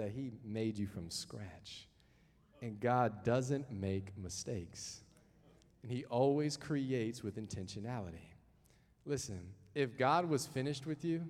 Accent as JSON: {"language": "English", "area": "the South", "region": "Southern United States", "country": "United States", "also_born_or_lived": "Henrico County, Virginia / Hanover County, Virginia", "accent": "southern", "moved": "as an adult", "lives_now": "Canada", "said": "hopefully I haven't lost my southern accent"}